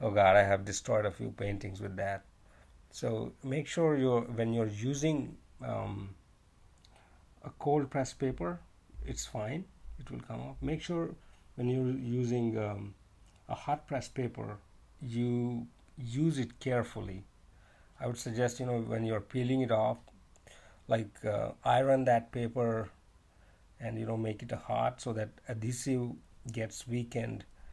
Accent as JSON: {"language": "English", "country": "India", "moved": "as an adult", "lives_now": "China", "said": "I'm actually from India, but I'm currently living in China because of my job."}